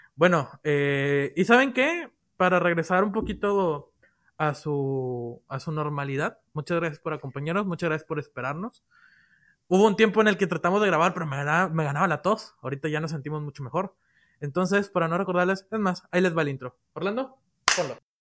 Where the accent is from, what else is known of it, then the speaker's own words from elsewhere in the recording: Mexico; soy mexicano